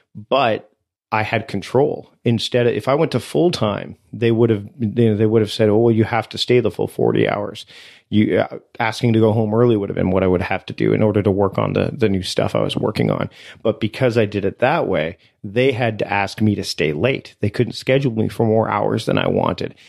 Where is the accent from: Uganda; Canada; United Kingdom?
Canada; I am Canadian